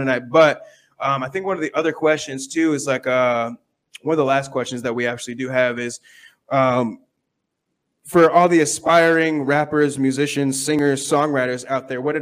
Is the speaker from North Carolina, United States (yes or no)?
no; San Diego, California, United States; now in Tucson, United States; I'm from San Diego.